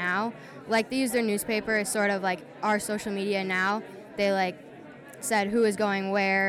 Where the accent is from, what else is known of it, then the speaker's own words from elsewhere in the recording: Ottawa, Illinois, United States; I'm from Ottawa, Illinois.